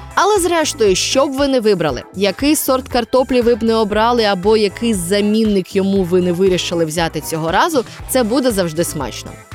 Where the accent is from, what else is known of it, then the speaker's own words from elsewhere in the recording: Mykolaiv Oblast, Ukraine; у моєму рідному селі на Миколаївщині